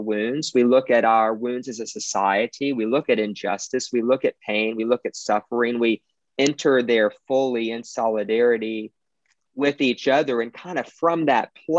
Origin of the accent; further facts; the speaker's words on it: Beaumont, Texas, United States; I'm from Beaumont, Texas. It's kind of Southeast Texas, right by the border of Louisiana